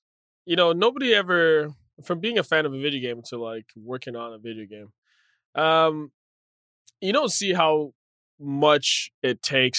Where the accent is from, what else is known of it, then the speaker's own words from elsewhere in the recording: Nigeria; born there; also born or lived in Zambia / Zimbabwe / Ethiopia / Massachusetts, United States; I was born in Nigeria. I'm Nigerian born originally. My dad used to work for the UN, so we moved around quite a bit in different countries in Africa: Zambia, Zimbabwe, then Ethiopia.